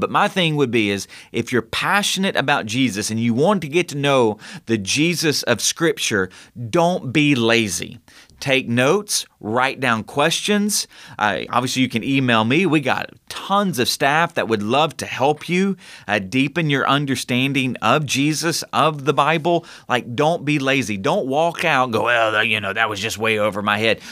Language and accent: English; United States; we are American